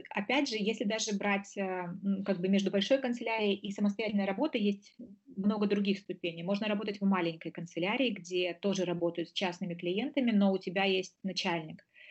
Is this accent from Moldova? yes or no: yes; Moldova; moved away as an adult; now in Germany; Я до этого успела поучиться на родине. Я из Молдовы